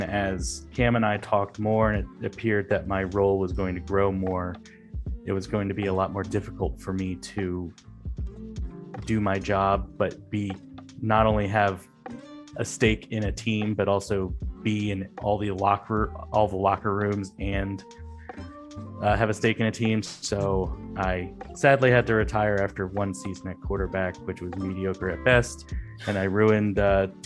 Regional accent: outside Philadelphia, Pennsylvania, United States; moved away as an adult; I grew up outside of Philly.

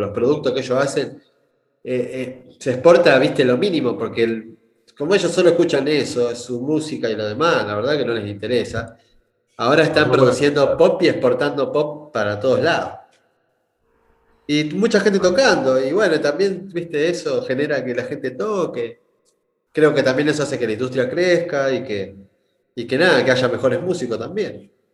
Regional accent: Argentina; moved away; also born or lived in Rosario / Brazil; yo soy del interior de Argentina

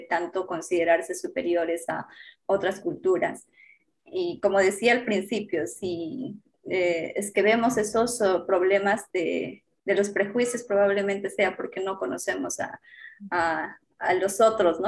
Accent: Huancarama, Apurímac, Peru; yo nací en Huancarama, eh, por parte de mamá, mi mamá es quechua hablante, nativa, mm, proviene de campo, de la zona rural y por parte de mi papá eh, la zona urbana. Entonces como que me crié en ambos espacios.

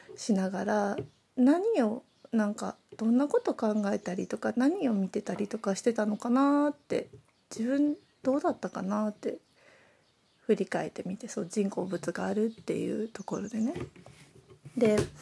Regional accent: Nagoya, Aichi, Japan; 私は名古屋生まれ名古屋育ち

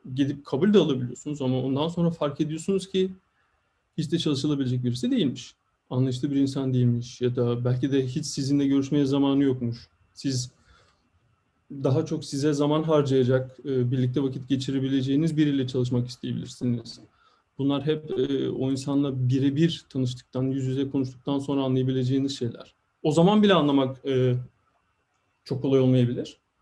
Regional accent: İzmir, Turkey; moved away as an adult; also born or lived in Eskişehir, Turkey / Stuttgart, Germany; now in New York, United States; ben de İzmirliyim, Karşıyaka'lıyım

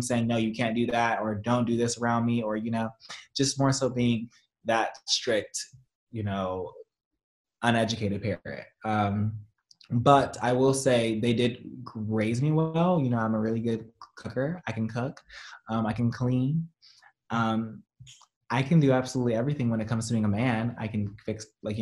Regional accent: Compton, California, United States; I grew up in Compton

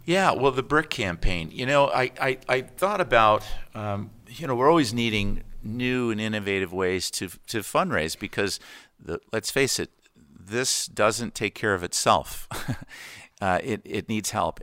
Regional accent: United States; also born or lived in Connecticut / Florida / Renton, Washington; now in Camano Island, United States; I grew up in Connecticut in Florida

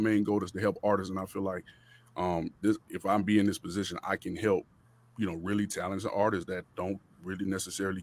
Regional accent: Miami, Florida, United States; also born or lived in Rock Hill, South Carolina / Charlotte, North Carolina; now in Atlanta, United States; I'm from Miami, Florida originally, but I live out here in Atlanta

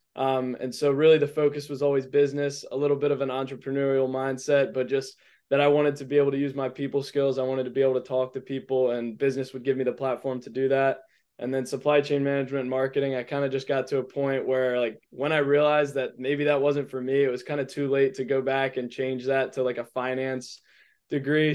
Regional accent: Edgewater, Maryland, United States; also born or lived in Annapolis, Maryland; I'm from Edgewater, Maryland

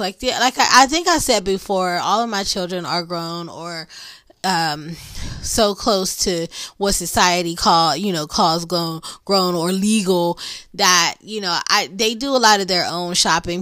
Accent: Pittsburgh, Pennsylvania, United States; accent: Pittsburgh; my Pittsburgh accent.

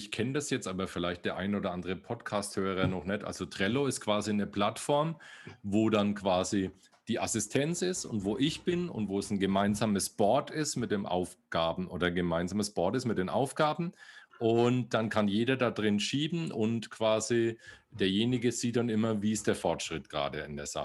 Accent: Bavaria, Germany; Ja, okay, na, ne, ich komme aus Bayern, so weit weg sind wir

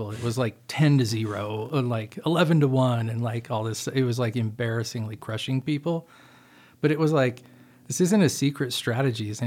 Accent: Utah, United States; moved away; also born or lived in Seattle, Washington; I was born in Utah, uh, grew up there as a little kid

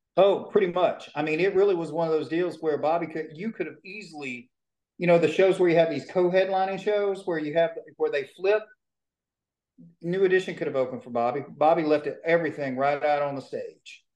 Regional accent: Shreveport, Louisiana, United States; I was born in Shreveport, Louisiana, grew up in a little bitty town

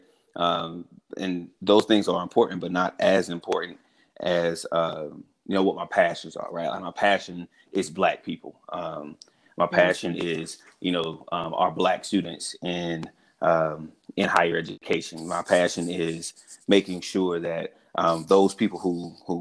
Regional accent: South Carolina, United States; Born and raised in the South, in South Carolina

